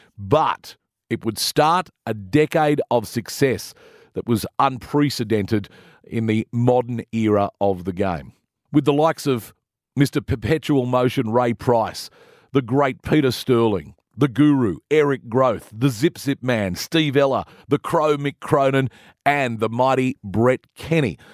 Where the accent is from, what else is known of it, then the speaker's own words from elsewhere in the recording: Sydney, New South Wales, Australia; having uh, grown up around the western suburbs of Sydney.